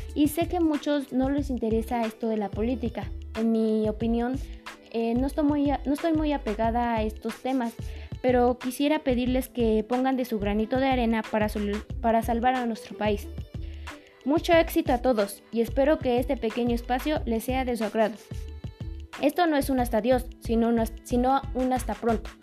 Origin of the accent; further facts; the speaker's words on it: Mexico; nosotros como mexicanos